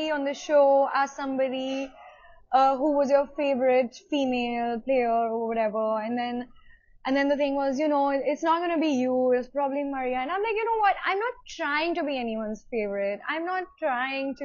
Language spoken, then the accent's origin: English; India; being Indian